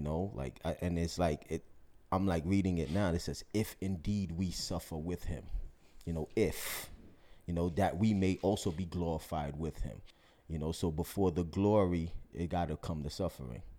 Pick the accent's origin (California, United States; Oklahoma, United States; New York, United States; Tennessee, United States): New York, United States; New York City; me being African-American, you know, growing up in New York City